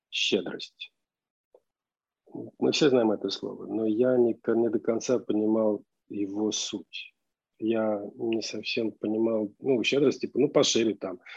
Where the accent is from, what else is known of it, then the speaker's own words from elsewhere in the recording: Armenia; ну, я армянин, а арара для армянина это все равно, что там Сион или Гамаисев гора